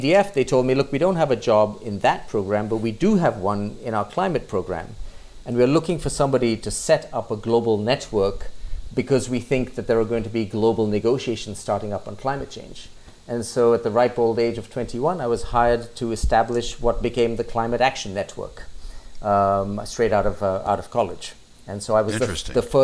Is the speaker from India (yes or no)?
yes; India; also born or lived in United Kingdom / United States; I grew up largely in India with a few years in the UK while my father was working in the Indian embassy